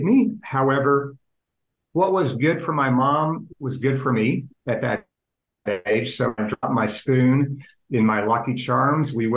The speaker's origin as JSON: {"language": "English", "town": "Oklahoma City", "region": "Oklahoma", "country": "United States", "tie": "born or raised there", "said": "I was born and raised in Oklahoma City"}